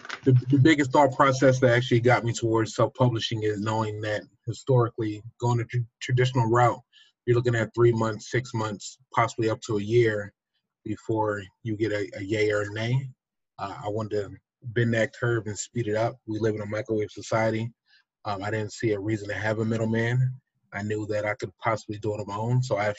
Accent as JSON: {"language": "English", "country": "Nigeria", "said": "I am extremely happy to tell the world anytime I can that I am a Nigerian man. I stem from the Fulani and the Yoruba people."}